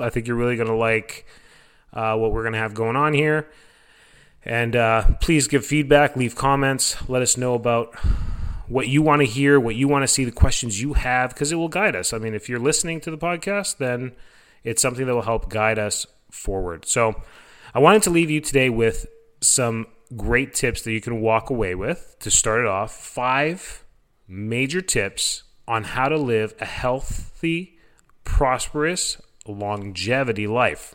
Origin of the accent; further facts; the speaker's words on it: Canada; moved away as an adult; now in Florida, United States; am originally from Canada